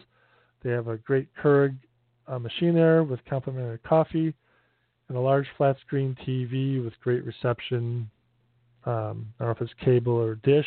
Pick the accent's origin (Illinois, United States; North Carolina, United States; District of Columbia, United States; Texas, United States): Illinois, United States; Northern Illinois outside Chicago, United States; moved away; also born or lived in Michigan; I grew up in Northern Illinois outside Chicago